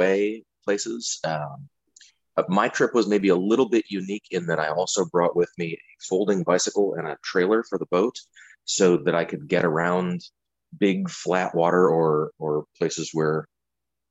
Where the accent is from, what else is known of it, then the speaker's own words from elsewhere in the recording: St. Paul, Minnesota, United States; now in Minneapolis, United States; I grew up in St. Paul up on Dayton's Bluff. I've lived in Minneapolis for years